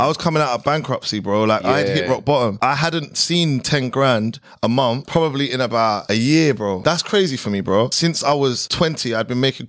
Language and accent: English; London, United Kingdom; moved away as an adult; now in Dubai, United Arab Emirates; I grew up in Southeast London, Catford. I went to school in Catford as well. I went to a private school, but obviously in the middle of the ends. And Southeast London, like originally I was actually born in East, but Southeast is like, that's the home.